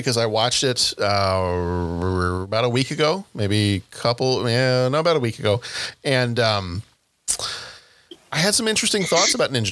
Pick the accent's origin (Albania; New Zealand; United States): United States; the South; I'm from the South